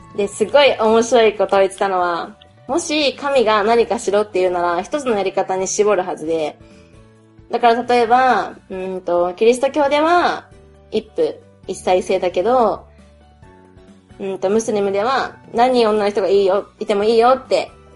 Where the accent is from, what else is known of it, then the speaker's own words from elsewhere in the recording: Japan; I'm Japanese